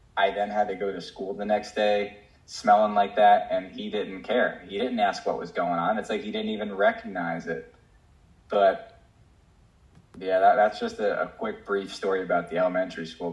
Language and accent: English; New Jersey, United States; moved away; I was actually living in Jersey. I'm from New Jersey